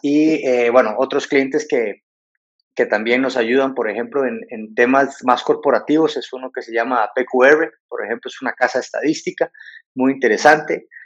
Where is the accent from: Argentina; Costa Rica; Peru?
Costa Rica; moved away as an adult; also born or lived in London; now in Mexico; soy de, originario de Costa Rica y me formé en, en Londres